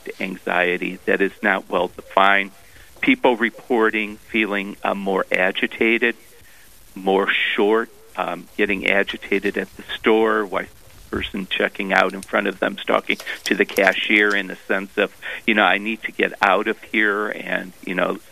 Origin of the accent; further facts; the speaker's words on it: Cleveland, Ohio, United States; moved away as an adult; also born or lived in Columbus, Ohio / Steubenville, Ohio / Grand Forks, North Dakota; now in North Dakota, United States; Ohio is my home state, and originally from Cleveland, but spent about 18 years in Columbus